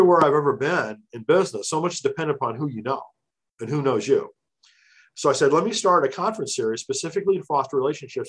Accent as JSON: {"language": "English", "region": "Illinois", "country": "United States", "tie": "born or raised there", "moved": "as an adult", "lives_now": "New Jersey, United States", "said": "I still live in New Jersey. I grew up in Illinois, but made it out to the East Coast because of Bell Labs"}